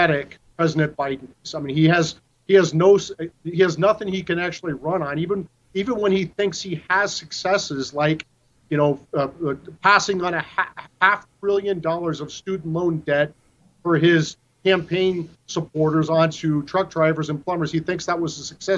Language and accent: English; Iowa, United States; based out of Iowa, my home state